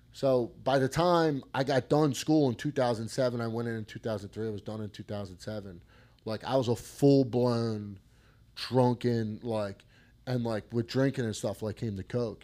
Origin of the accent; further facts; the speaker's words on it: Collingdale, Pennsylvania, United States; I grew up in Collingdale and uh, Collingdale Bulldogs